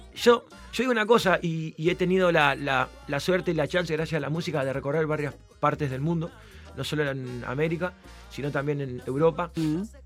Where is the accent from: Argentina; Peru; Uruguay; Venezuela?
Uruguay; soy uruguayo.